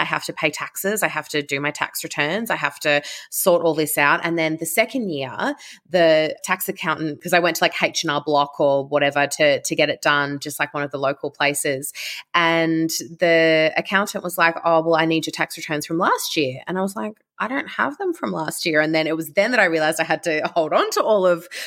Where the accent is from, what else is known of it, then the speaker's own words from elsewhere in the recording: Canberra, Australian Capital Territory, Australia; I'm from Canberra. I was born and bred Canberran